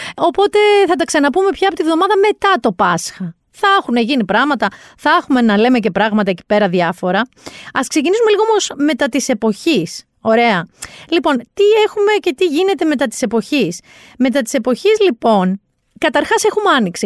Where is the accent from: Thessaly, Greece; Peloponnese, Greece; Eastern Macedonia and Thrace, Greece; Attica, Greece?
Peloponnese, Greece; Mani; Προέρχομαι από μία περιοχή η καταγωγή μου είναι από τη Μάνη. Στη Μάνη Θυμάμαι μικρή